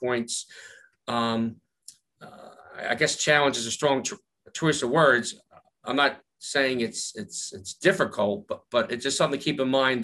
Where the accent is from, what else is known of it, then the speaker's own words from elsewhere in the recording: Philadelphia, Pennsylvania, United States; accent: Philly; my Philly accent